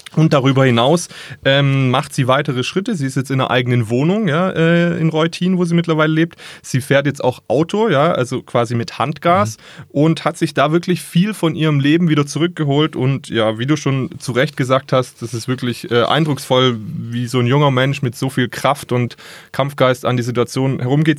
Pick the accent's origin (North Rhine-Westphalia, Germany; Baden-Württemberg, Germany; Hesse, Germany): Baden-Württemberg, Germany; Ravensburg; bei uns in Ravensburg